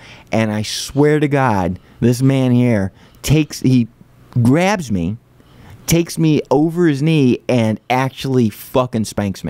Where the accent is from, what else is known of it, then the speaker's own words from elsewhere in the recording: California, United States; born there; and I was born in California.